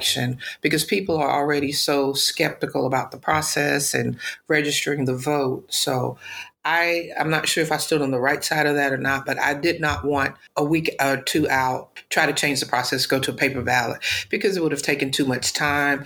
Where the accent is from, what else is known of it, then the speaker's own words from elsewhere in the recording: Daphne, Alabama, United States; now in Atlanta, United States; born and raised in Daphne, Alabama, been in Atlanta now for quite some time